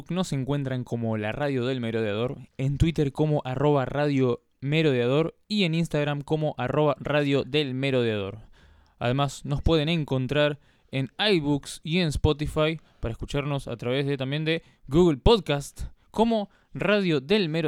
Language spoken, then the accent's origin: Spanish; Rosario, Santa Fe, Argentina; Sobre todo nosotros que somos rosarinos.